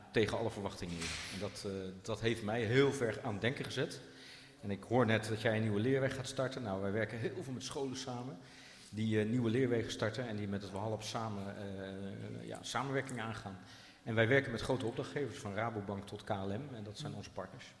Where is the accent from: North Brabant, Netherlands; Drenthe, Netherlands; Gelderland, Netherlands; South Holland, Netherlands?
South Holland, Netherlands; Rotterdam; now in Zutphen, Netherlands; ik kom zelf uit Rotterdam